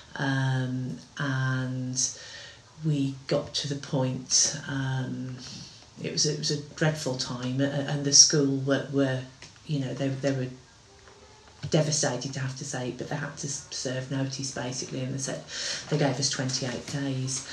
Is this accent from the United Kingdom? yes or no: yes; Wolverhampton, West Midlands, United Kingdom; we're from Wolverhampton.